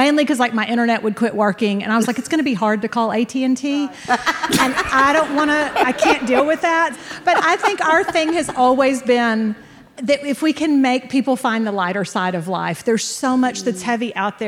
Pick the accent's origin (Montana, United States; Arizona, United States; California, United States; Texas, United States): Texas, United States; San Antonio; I'm from San Antonio, Texas, which is the home of Mexican food.